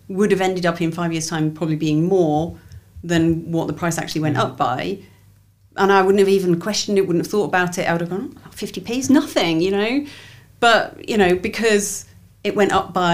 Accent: Leeds, Yorkshire and the Humber, United Kingdom; moved away; I grew up in Leeds

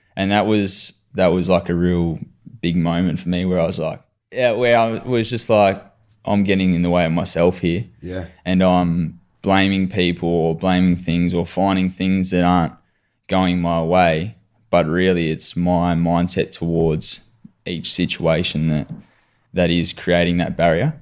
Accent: Adelaide, South Australia, Australia; also born or lived in Mitcham, Victoria; now in Victoria, Australia; I was born in Mitcham, so over here in Victoria, and then moved over to Adelaide for dad's work when I was eight

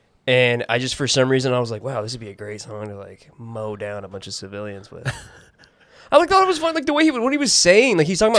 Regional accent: Idaho, United States; I'm from Idaho and I'm Irish.

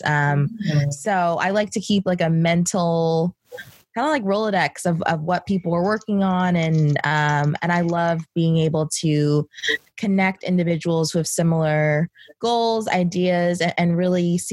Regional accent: Baltimore, Maryland, United States; now in New York City, United States; I'm originally from Baltimore, Maryland, but I'm based in New York City.

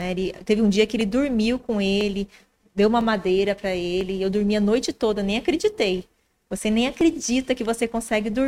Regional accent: Minas Gerais, Brazil; also born or lived in São Carlos; Paulista criada em Minas Gerais.

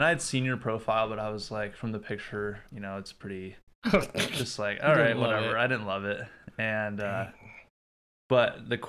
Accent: Prior Lake, Minnesota, United States; So I'm originally from Minnesota. I was born in Burnsville, grew up in Prior Lake.

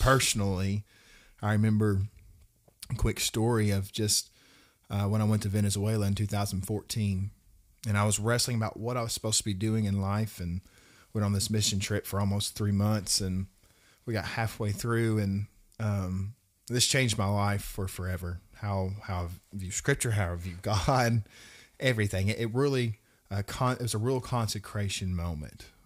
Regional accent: Russellville, Arkansas, United States; I come from Russellville, Arkansas.

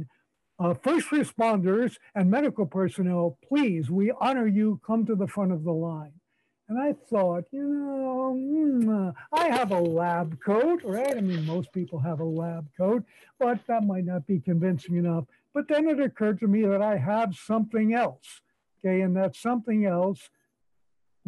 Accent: New York City, New York, United States; moved away as an adult; now in Calgary, Canada; I was born in New York City.

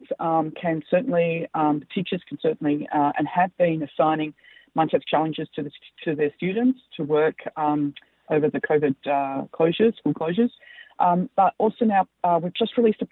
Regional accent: Australia; accent: Australian; moved away; also born or lived in United States; as you can tell by my accent, I'm an Australian and American

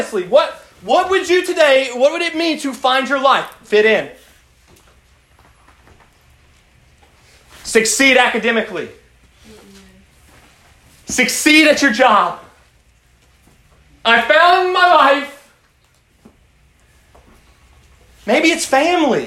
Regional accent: United States; as American Christians

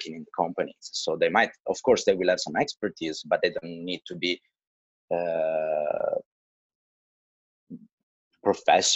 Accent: Italy; now in China; I come from Italy

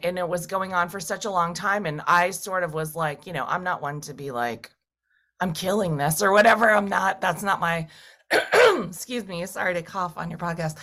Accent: Massachusetts, United States; moved away; I went to a small college in my hometown. Uh, I lived at home, a rural town in Massachusetts. I'm a farm girl

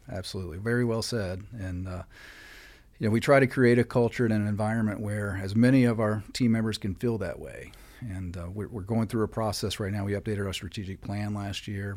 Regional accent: West Virginia, United States; moved away as an adult; also born or lived in North Carolina; now in Clear Lake, Texas, United States; I'm from the East Coast originally. I grew up in West Virginia

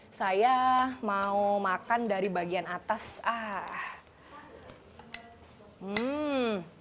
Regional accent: Medan, North Sumatra, Indonesia; Jadi saya kan dari Medan, setiap kunjungan pasti makan ke sini.

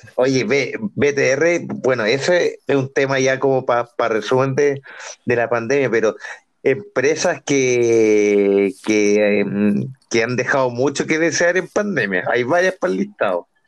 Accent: Santiago, Santiago Metropolitan Region, Chile; que Mex, Juanpa y yo somos santiaguinos

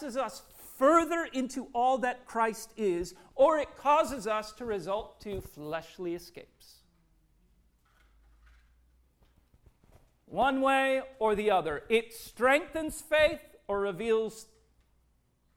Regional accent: Minnesota, United States; growing up in Minnesota

